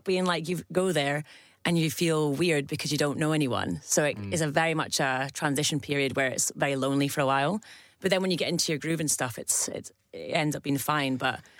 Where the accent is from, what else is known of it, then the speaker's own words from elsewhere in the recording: Scotland, United Kingdom; also born or lived in Staffordshire; So we moved up to Scotland very early on, moved to the borders, went to school there.